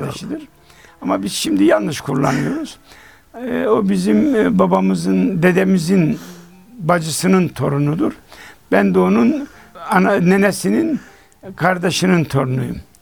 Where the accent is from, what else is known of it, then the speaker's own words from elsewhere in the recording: Çorum Province, Turkey; bizim köyde bir, e, İshak amca vardı. Allah gani gani rahmet etsin. O Çorum'dan gelince şeker versin diye yanına koşardık